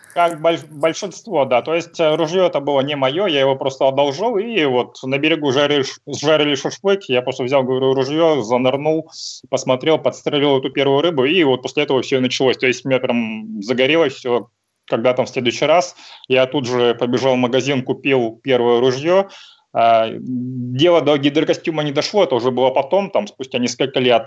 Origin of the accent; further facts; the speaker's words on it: Sakhalin Oblast, Russia; moved away as an adult; now in Vladivostok, Russia; я родом с Сахалина, там родился, прожил какое-то время, а, потом, соответственно, переехал в Владивосток э, на учебу, ну, так здесь и остался